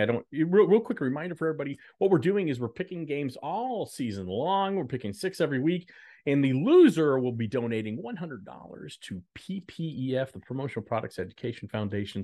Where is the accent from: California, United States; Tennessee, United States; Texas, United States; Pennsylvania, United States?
Texas, United States; Dallas; moved away; I lived in Dallas, I grew up in Dallas